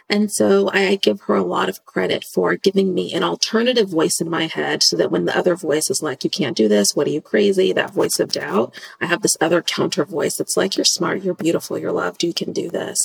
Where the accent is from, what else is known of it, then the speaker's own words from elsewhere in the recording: Pacific Northwest, United States; my dad joined the Army, which is how I came to be from the Pacific Northwest